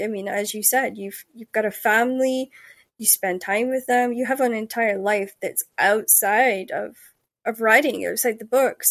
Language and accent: English; Denmark; when I grew up in Jutland, we were, like, the last to get internet